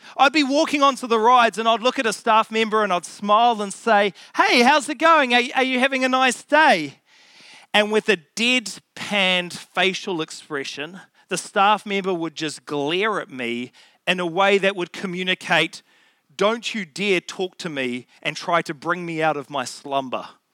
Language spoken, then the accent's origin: English; Auckland, New Zealand; I grew up in Auckland